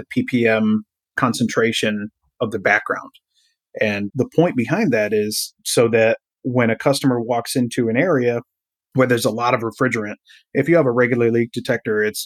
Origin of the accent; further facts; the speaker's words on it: Durhamville, New York, United States; That's only about 20 minutes from my hometown, which is Durhamville